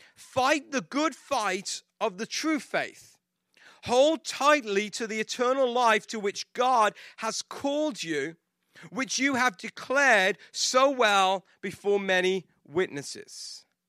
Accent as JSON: {"language": "English", "region": "England", "country": "United Kingdom", "tie": "born or raised there", "moved": "yes", "said": "I grew up in England"}